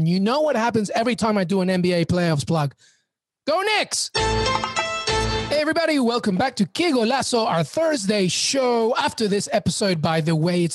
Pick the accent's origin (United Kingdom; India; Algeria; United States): United Kingdom; England; Growing up in England